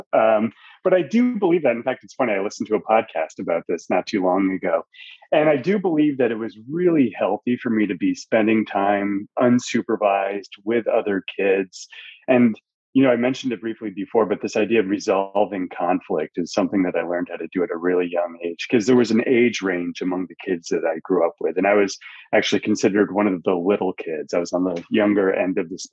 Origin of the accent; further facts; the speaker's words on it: Fairfield County, Connecticut, United States; I grew up in Connecticut, in Fairfield County, Connecticut, which is the county closest to Manhattan